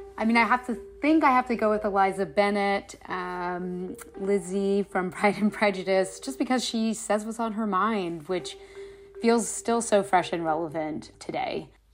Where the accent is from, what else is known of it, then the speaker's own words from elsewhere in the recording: Canada; I'm from Canada